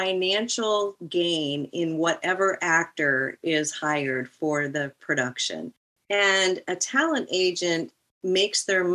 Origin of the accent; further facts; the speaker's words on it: Nebraska, United States; moved away as an adult; also born or lived in Kansas; I grew up in Nebraska.